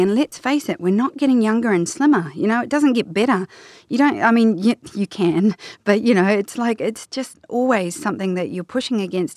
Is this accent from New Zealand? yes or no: yes; New Zealand; I love being a Kiwi